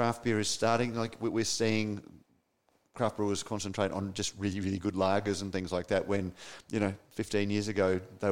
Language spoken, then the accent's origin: English; Queensland, Australia; I'm from Queensland. We carry ports, not bags